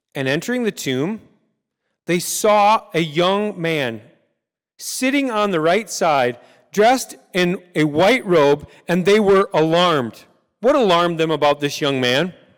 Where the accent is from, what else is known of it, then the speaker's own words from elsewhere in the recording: United States; we are American